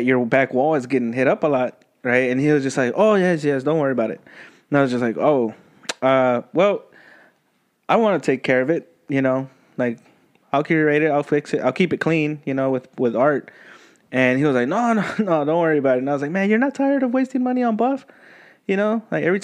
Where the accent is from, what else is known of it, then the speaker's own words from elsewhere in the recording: Austin, Texas, United States; I'm from Austin.